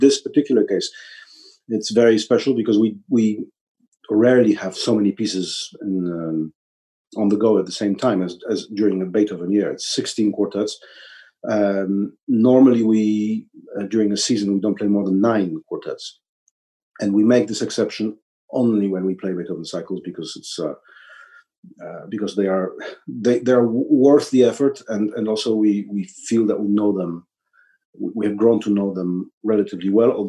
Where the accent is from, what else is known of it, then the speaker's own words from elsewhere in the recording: Warsaw, Masovian Voivodeship, Poland; this is my hometown